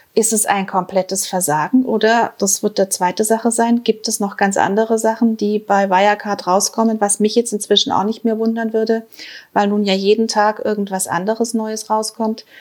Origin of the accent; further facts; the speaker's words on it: Germany; als Deutsche